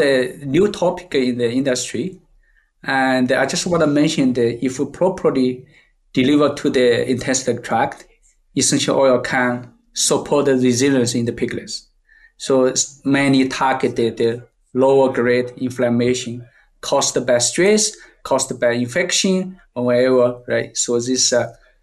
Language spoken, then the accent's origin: English; China; English is a second language; moved away as an adult; now in Canada; I came from China, I read most time I read the books in the Chinese books. And after I go to the Canada